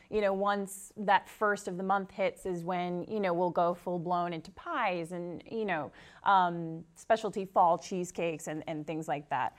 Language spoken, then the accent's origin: English; Tewksbury, Massachusetts, United States; I'm actually from Tewksbury, so I'm very local